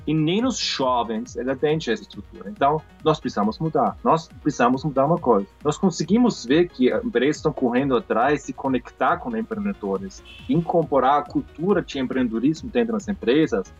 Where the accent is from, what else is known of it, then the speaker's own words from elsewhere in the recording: Austria; Portuguese is a second language; moved away as an adult; now in Brazil; eu sou estrangeiro, eu sou austríaco, ah, mas estou aqui já 10 anos